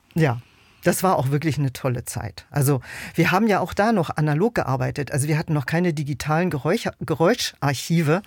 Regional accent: Berlin, Germany; Also ich bin äh, in Westberlin geboren ein Kind der deutsch-deutschen Teilung

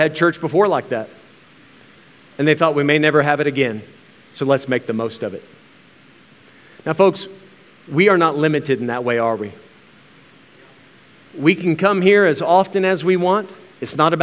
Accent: United States; as an American, as a weak, sissy American who's used to air conditioning in the church

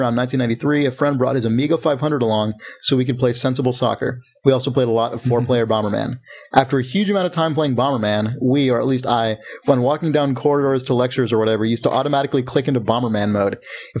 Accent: England, United Kingdom; It's just a joke. I'm English. We find this shit funny.

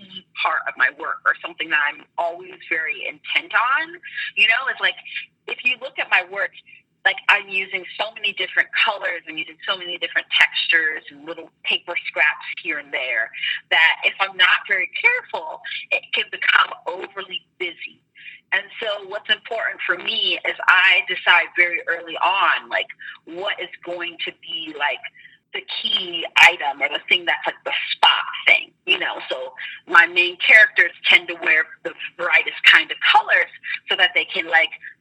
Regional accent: Columbus, Ohio, United States; I grew up in Columbus, Ohio, and I grew up like downtown.

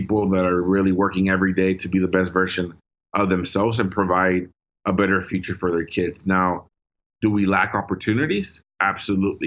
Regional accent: Dallas, Texas, United States; first language Spanish; English is a second language; growing up in Oak Cliff, specifically South Oak Cliff

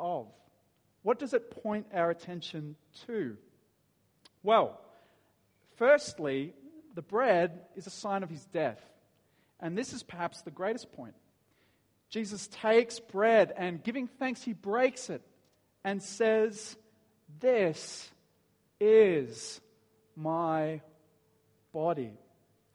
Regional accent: Dapto, New South Wales, Australia; I grew up in Dapto

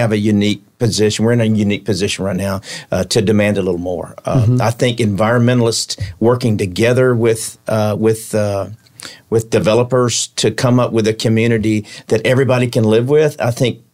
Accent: Palatka, Florida, United States; also born or lived in Middlesboro, Kentucky / Tupelo, Mississippi / Miami, Florida; I grew up in Palatka

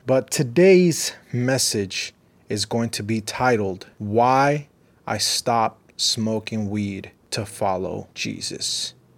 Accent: Riverside, California, United States; also born or lived in Los Angeles; growing up in Riverside, it was more slower

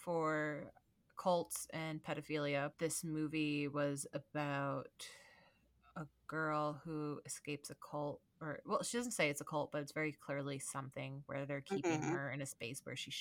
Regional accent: United States; I'm too American

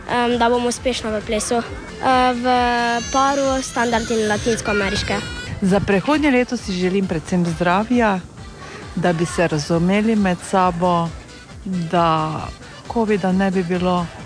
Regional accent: Lovrenc na Pohorju, Drava, Slovenia; z Lovrenca, pa nas pa rečemo tak

